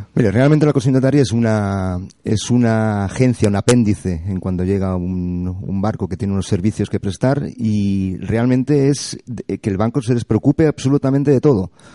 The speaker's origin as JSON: {"language": "Spanish", "town": "Barcelona", "region": "Catalonia", "country": "Spain", "moved": "as an adult", "lives_now": "Las Palmas, Spain", "said": "Yo soy de Barcelona y tengo un puerto fantástico"}